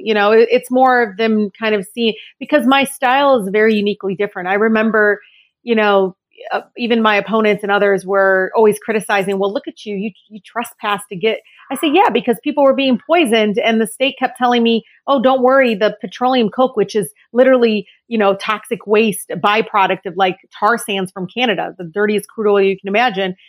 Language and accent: English; Detroit, Michigan, United States; I grew up, I was born and raised in Detroit